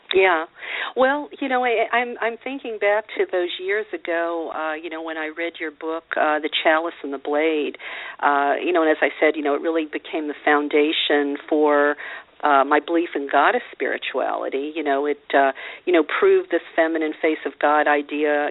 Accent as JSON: {"language": "English", "region": "Louisiana", "country": "United States", "tie": "born or raised there", "said": "I grew up a Catholic in Louisiana"}